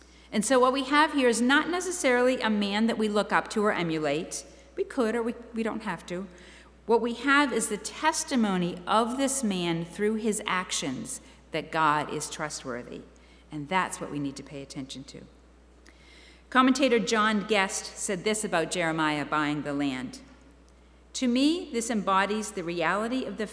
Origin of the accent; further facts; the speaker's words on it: near Boston, Massachusetts, United States; I grew up near Boston